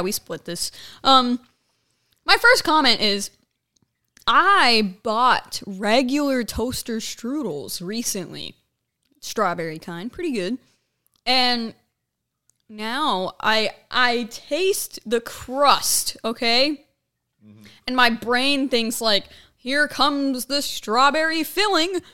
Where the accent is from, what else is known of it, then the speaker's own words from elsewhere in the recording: Ohio, United States; moved away; up in my hometown